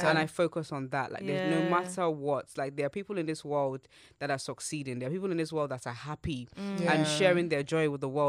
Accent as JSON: {"language": "English", "country": "Nigeria", "tie": "born or raised there", "moved": "yes", "said": "I grew up in Nigeria"}